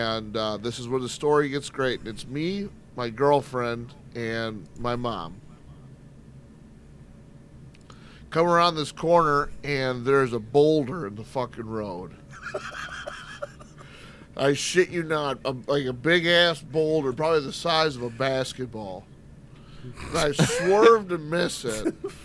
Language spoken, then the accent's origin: English; Michigan, United States; I'm from Michigan